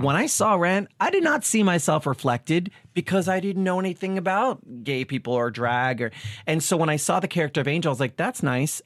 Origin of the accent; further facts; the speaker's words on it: Long Island, New York, United States; I was a kid from Long Island